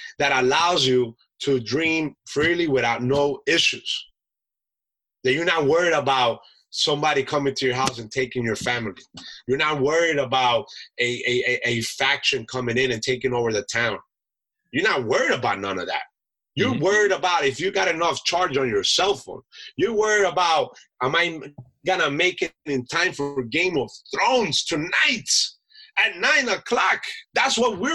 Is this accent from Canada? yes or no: no; Colombia; now in United States; I'm an immigrant from Colombia, right? I was born abroad. I was born a citizen abroad in the United States